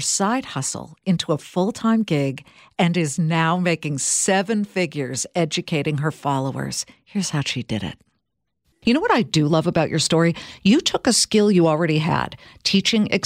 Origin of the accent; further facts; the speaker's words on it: California, United States; I'm from California